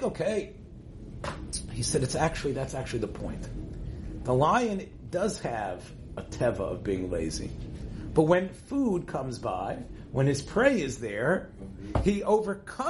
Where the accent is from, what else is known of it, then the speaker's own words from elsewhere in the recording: Israel; growing up in Eretz Yisrael